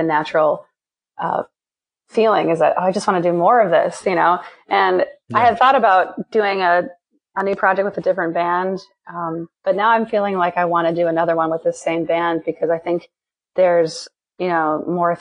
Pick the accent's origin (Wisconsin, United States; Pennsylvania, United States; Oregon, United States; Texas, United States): Wisconsin, United States; Green Bay; moved away as an adult; also born or lived in Kalamazoo, Michigan / Boston, Massachusetts; now in New York, United States; I'm from Wisconsin and Green Bay